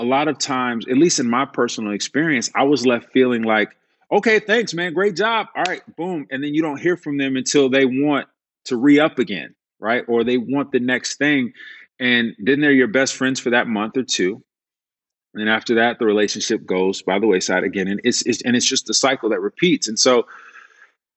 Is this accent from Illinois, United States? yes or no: yes; Chicago, Illinois, United States; I come from Chicago. Like I don't come from a lot.